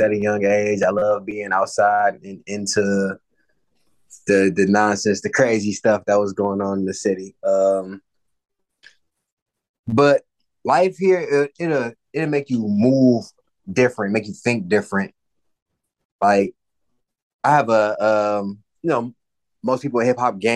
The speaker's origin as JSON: {"language": "English", "town": "Detroit", "region": "Michigan", "country": "United States", "tie": "born or raised there", "said": "growing up in the D"}